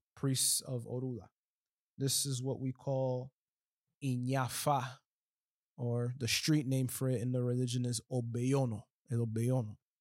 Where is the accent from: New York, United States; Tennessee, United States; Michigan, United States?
New York, United States; moved away as an adult; now in Miami, United States; I'm from New York, I was raised in New York